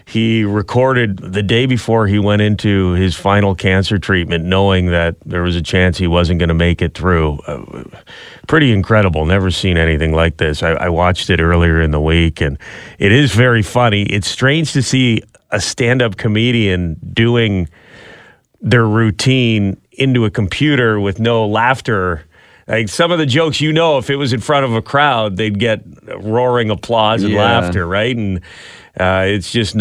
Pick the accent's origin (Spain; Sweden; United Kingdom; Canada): Canada; as Canadians